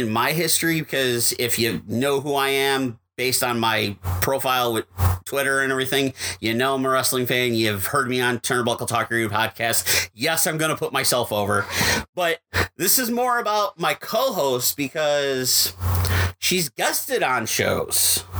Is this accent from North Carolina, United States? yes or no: no; Buffalo, New York, United States; also born or lived in South Dakota; I live in Buffalo, New York, have lived in Buffalo, New York pretty much all my life, even though I was born in South Dakota, moved to Buffalo as a young child